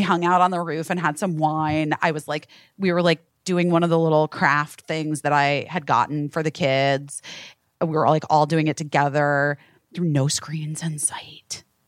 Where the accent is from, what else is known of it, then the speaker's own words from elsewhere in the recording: California, United States; moved away; I am from California. I know my berries.